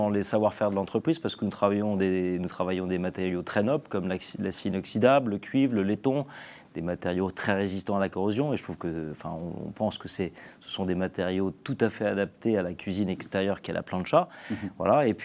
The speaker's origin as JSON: {"language": "French", "country": "France", "said": "dont les Français, euh, dont nous sommes Français les leaders mondiaux, les fabricants de bateaux à voile"}